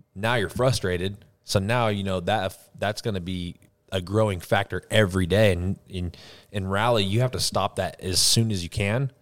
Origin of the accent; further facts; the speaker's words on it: United States; as an American